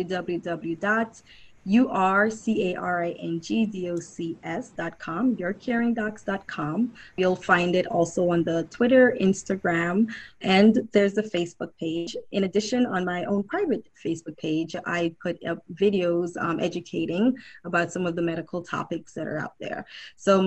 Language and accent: English; Saint Catherine, Jamaica; I'm from St. Catherine.